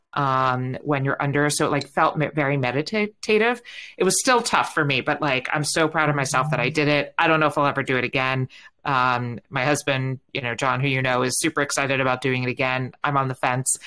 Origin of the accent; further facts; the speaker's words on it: New York, United States; accent: New York; now in San Francisco, United States; while I live in San Francisco, um, every now and then you can hear a little bit of New York come out